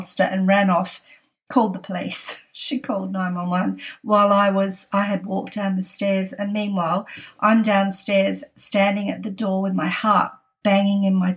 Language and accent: English; Australia; now in San Francisco, United States; we're that Australian family